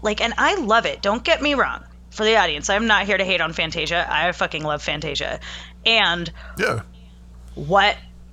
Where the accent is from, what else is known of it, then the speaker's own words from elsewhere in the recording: East Coast, United States; I grew up on the East Coast